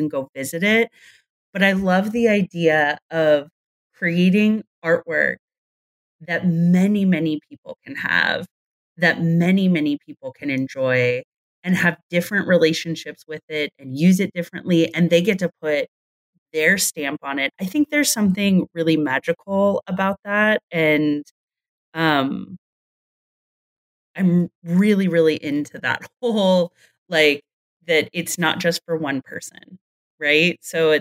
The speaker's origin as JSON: {"language": "English", "region": "California", "country": "United States", "tie": "born or raised there", "said": "I grew up in California"}